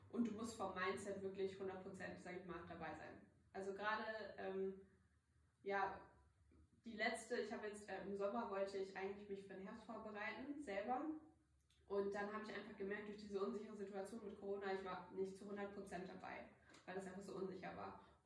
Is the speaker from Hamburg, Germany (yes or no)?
yes; Hamburg, Germany; ich komme aus Hamburg